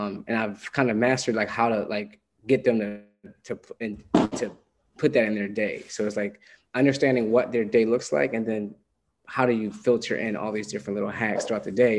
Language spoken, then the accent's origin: English; Philadelphia, Pennsylvania, United States; also born or lived in New York; Philly. Cool. So my family's in East Coast, Philadelphia.